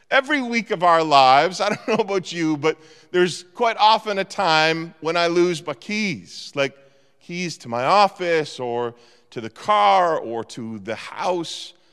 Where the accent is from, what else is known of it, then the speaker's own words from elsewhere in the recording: Eastern Canada, Canada; moved away; I was brought up in Eastern Canada